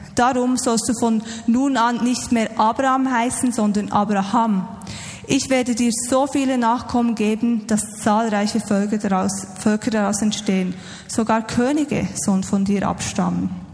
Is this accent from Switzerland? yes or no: yes; Switzerland; uns als Schweizer